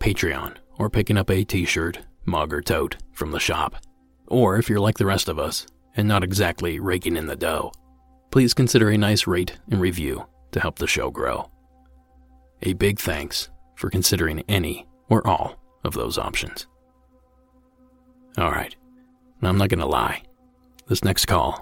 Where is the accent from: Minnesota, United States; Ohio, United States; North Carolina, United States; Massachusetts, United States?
Ohio, United States; my home state, and get this, practically from my hometown